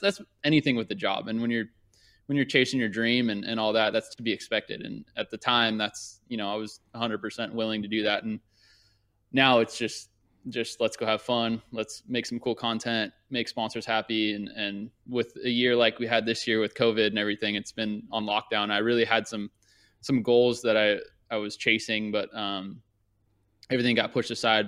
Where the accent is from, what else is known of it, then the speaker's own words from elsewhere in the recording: Thousand Oaks, California, United States; also born or lived in Newport Beach, California / Orange County, California; I grew up in Thousand Oaks, and I the closest track was like an hour and a half away.